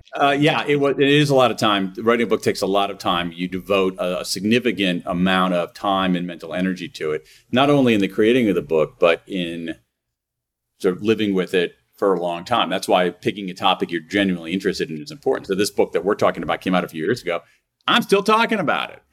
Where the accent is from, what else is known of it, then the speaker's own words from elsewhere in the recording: Columbus, Ohio, United States; moved away as an adult; also born or lived in Wilmington, Delaware; now in Washington D.C., United States; I grew up in Columbus, Ohio, uh, in Central Ohio